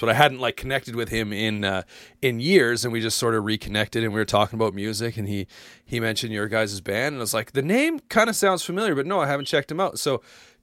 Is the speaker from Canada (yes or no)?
yes; outside Calgary, Alberta, Canada; I grew up outside Calgary